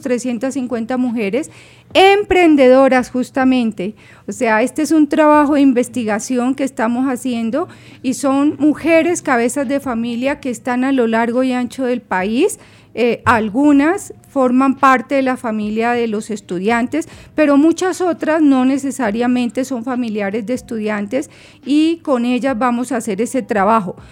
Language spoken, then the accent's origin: Spanish; Colombia; somos colombianos